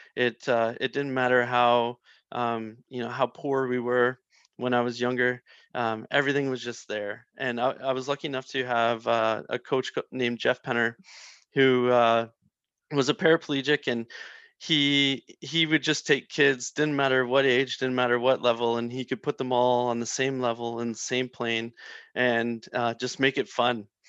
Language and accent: English; Prince Edward Island, Canada; I'm from Prince Edward Island